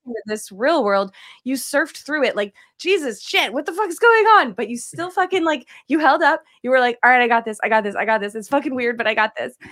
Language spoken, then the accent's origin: English; East Coast, United States; moved away; I'm from the East Coast as well, and I say aunt